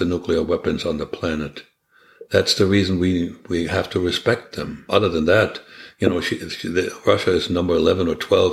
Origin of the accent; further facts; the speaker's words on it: Germany; moved away as an adult; was born and raised in Germany